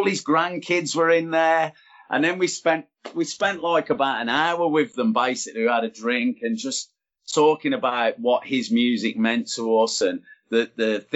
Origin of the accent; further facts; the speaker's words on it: Birmingham, West Midlands, United Kingdom; being a Brummie and everything, I'm thinking about Birmingham. And I always remember when we used to go to gigs or when we used to get to Snobs when I was a kid